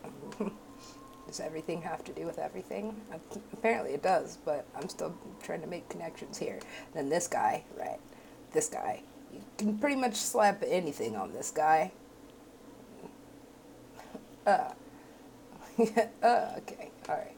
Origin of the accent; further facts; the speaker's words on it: West Coast, United States; I'm from the West Coast